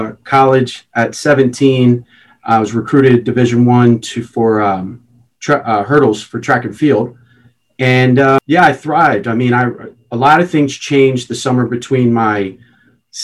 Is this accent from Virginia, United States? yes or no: no; Philadelphia, Pennsylvania, United States; born and raised in Philadelphia, Pennsylvania.